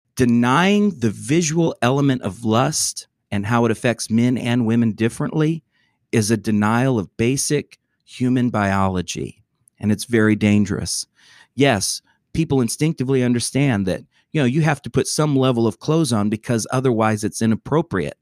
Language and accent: English; Atlanta, Georgia, United States; my hometown.